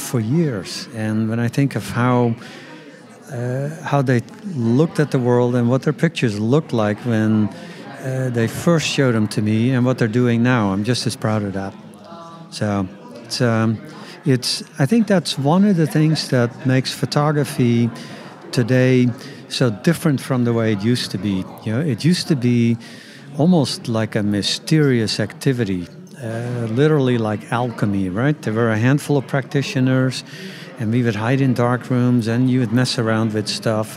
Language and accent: English; Netherlands; I grew up in the Netherlands